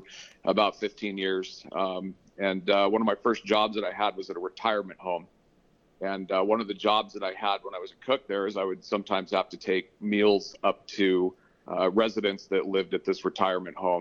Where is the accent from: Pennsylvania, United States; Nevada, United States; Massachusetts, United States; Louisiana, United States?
Nevada, United States; Reno; also born or lived in Arizona; At about 6 months of age, my father whisked the family off to northern Nevada, where we had the choice of either living in Elko or Reno.